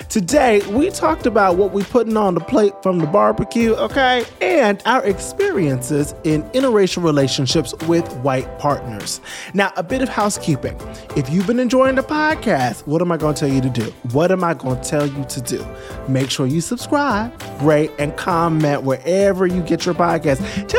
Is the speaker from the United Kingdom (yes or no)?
no; Trinidad & Tobago; So I'm from Trinidad.